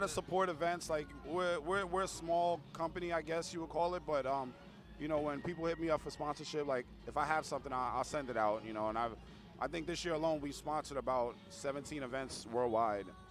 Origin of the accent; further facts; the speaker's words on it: New York City, New York, United States; I'm from the Bronx